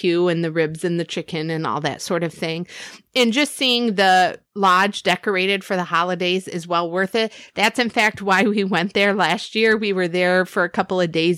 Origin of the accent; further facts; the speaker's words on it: Michigan, United States; we're from Michigan, so we're used to like White Christmas